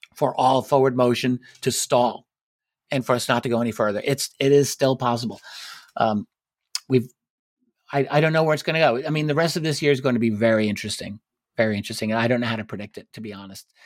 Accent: United States; I'm, I'm an American citizen. I'm here in the United States

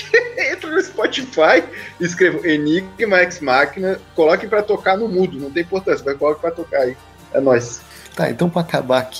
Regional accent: Vassouras, Rio de Janeiro, Brazil; eu sou de Vassouras, né? na cidade interior do Rio

